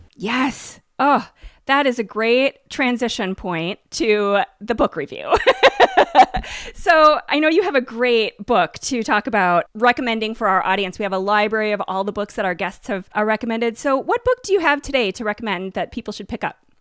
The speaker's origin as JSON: {"language": "English", "region": "Minnesota", "country": "United States", "tie": "born or raised there", "said": "I grew up in Minnesota"}